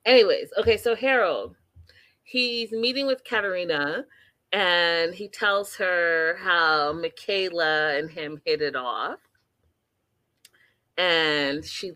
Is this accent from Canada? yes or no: yes; Canada; I'm Canadian